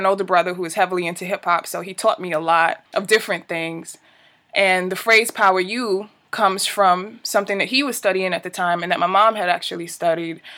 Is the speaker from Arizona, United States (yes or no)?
no; New York City, New York, United States; I was born and raised in East New York, Brooklyn, which is a very unique place to be born and raised